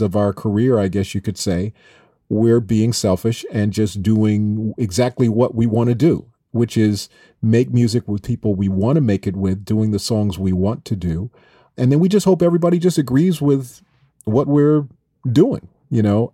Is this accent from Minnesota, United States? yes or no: yes; Minneapolis, Minnesota, United States; growing up in Minneapolis